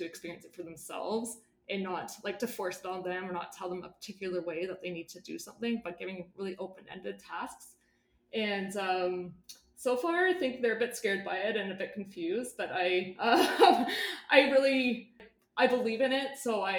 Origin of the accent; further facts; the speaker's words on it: Canada; wayfinding as a Canadian non-Indigenous educator coming to learn about treaty and holism and kinship relationality